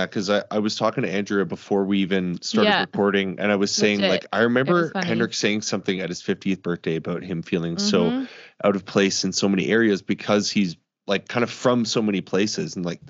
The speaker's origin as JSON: {"language": "English", "town": "Calgary", "region": "Alberta", "country": "Canada", "tie": "born or raised there", "said": "I don't really speak any Dutch, and I was born in Calgary, and my parents were both born here too. Like, I'm second generation or third generation."}